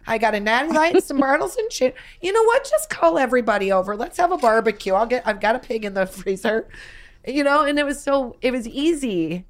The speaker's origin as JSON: {"language": "English", "region": "Midwest", "country": "United States", "tie": "born or raised there", "moved": "yes", "said": "growing up in the Midwest during summers"}